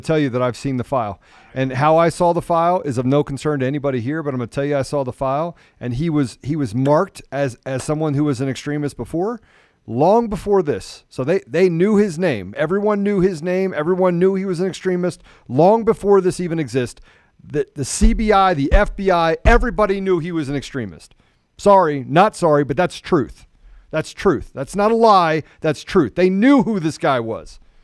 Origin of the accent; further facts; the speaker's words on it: United States; I was born in America. I'm an American